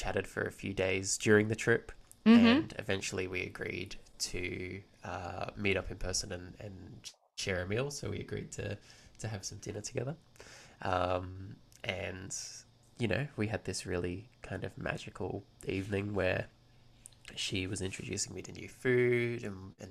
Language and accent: English; Australia; I'm originally from Australia. That's where I currently am. I've been here since birth